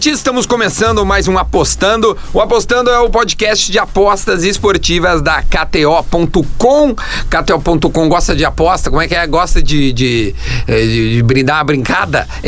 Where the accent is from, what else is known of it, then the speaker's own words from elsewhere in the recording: South Region, Brazil; Eu falo o Grêmio porque a gente é aqui do Sul, então eu coloco o Grêmio como o protagonista.